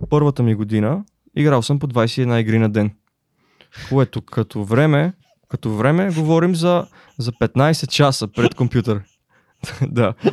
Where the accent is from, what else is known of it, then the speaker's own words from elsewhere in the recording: Dupnitsa, Kyustendil Province, Bulgaria; защото аз идвам от Дупница